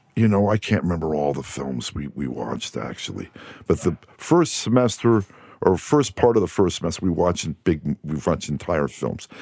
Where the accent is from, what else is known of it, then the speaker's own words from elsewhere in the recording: New Jersey, United States; moved away as an adult; also born or lived in Amherst, Massachusetts; now in Los Angeles, United States; East Coast, I'm from New Jersey